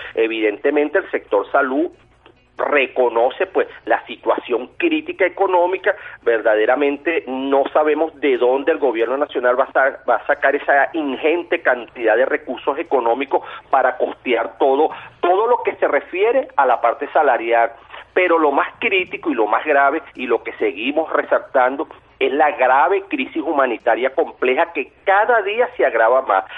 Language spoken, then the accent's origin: Spanish; Venezuela; como venezolanos de bien que somos